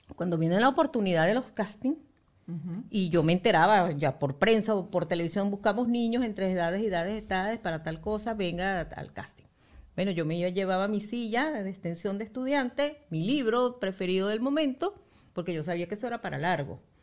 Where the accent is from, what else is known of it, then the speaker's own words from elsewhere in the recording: Valencia, Carabobo, Venezuela; nosotros somos de Valencia